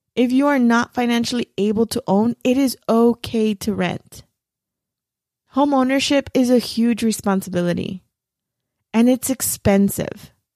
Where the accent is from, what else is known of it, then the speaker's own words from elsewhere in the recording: Los Angeles, California, United States; I'm from East L